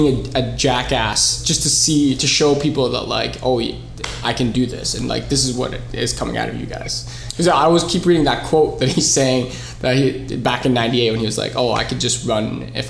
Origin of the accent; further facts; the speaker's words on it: Canada; also born or lived in United States; we're all Canadians and that's how we're connected. But like, I'm happy that I'm Filipino Lebanese.